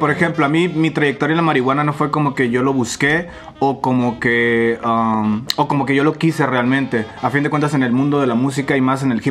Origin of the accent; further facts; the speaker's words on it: Querétaro, Mexico; now in Guadalajara, Mexico; Eh, yo no soy de Guadalajara, vivo aquí en ah. Guadalajara desde hace seis años, soy ah. originario de Querétaro.